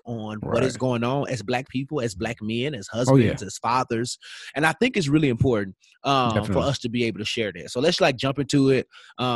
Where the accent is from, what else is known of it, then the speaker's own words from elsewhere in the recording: Tennessee, United States; now in Georgia, United States; my home state of Tennessee